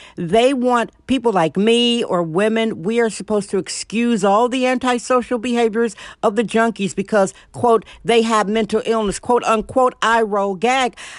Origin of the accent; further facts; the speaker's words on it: Milwaukee, Wisconsin, United States; moved away; Milwaukee, Wisconsin, my hometown